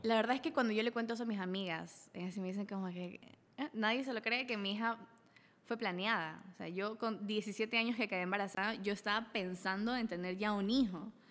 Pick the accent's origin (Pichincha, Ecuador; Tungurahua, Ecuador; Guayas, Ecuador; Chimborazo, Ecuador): Guayas, Ecuador; Daule; also born or lived in Salitre, Ecuador; soy originaria de Daule y Salitre, de los dos